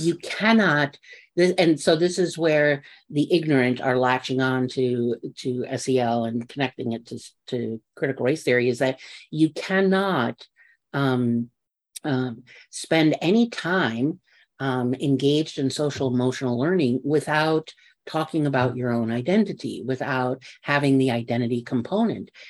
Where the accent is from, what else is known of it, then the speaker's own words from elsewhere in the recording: New York, United States; I'm from New York and I can talk fast